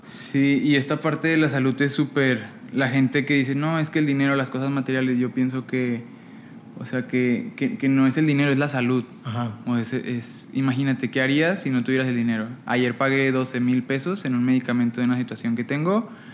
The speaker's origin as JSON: {"language": "Spanish", "town": "Monclova", "region": "Coahuila", "country": "Mexico", "tie": "born or raised there", "said": "Pues yo soy de Monclova, Coahuila"}